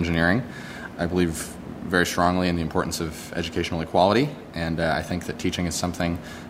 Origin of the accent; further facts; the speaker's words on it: Lake Tahoe, California, United States; moved away; I'm originally from Lake Tahoe, California, but I'm currently a senior at Cornell University studying music and mechanical engineering.